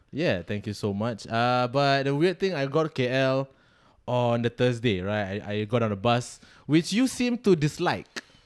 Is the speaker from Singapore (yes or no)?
yes; Singapore; I am from Singapore